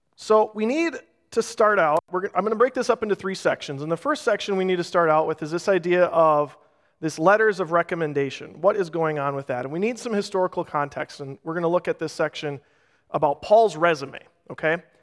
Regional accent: Rochester, United States; Growing up in Rochester

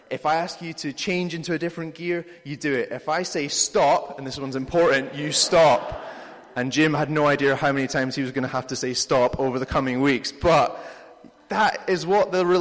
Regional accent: United Kingdom; We're British

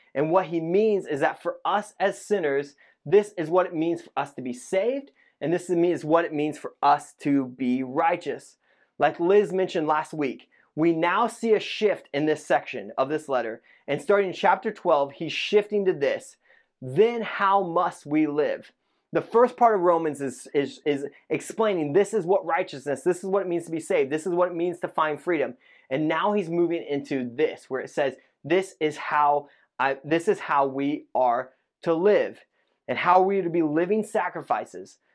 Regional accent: Indiana, United States; moved away; I grew up in Indiana

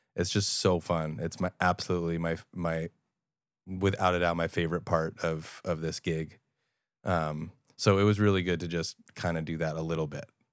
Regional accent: Long Island, New York, United States; I'm thirty and I'm Jewish and from Long Island

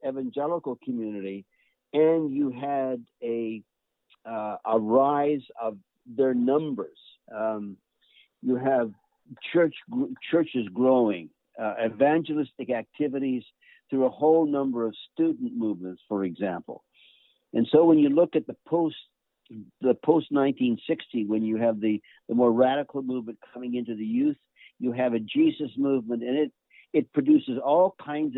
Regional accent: Canada; I'm a Canadian

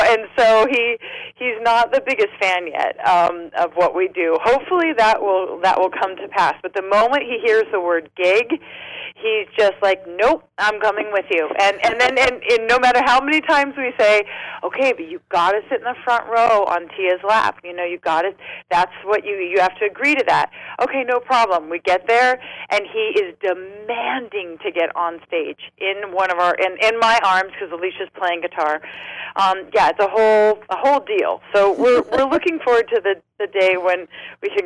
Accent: San Diego, California, United States; also born or lived in Los Angeles; I'm from San Diego

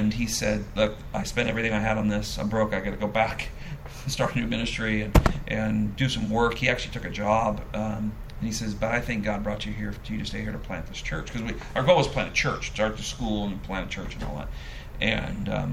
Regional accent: California, United States; moved away; we're from California

